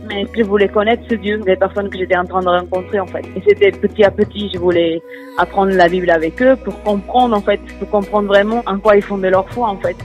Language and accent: French; Portugal; French is a second language; moved away as an adult; now in France; Je suis portugaise et j'habite habité au Portugal jusqu'à mes 22 ans et j'ai déménagé euh, en France depuis 8 ans